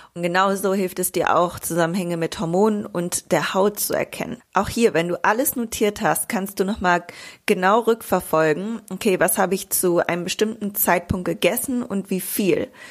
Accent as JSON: {"language": "German", "town": "Bielefeld", "region": "North Rhine-Westphalia", "country": "Germany", "tie": "born or raised there", "moved": "yes", "lives_now": "Greece", "said": "in meiner Heimat in Bielefeld"}